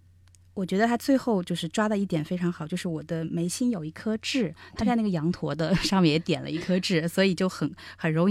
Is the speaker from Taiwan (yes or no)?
no; China; 是是，我我我想象中的我们中国人或者东方人会腼腆一